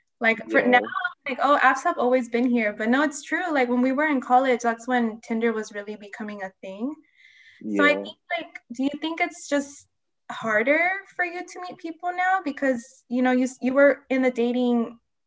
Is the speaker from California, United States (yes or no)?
yes; San Diego, California, United States; where I'm from, San Diego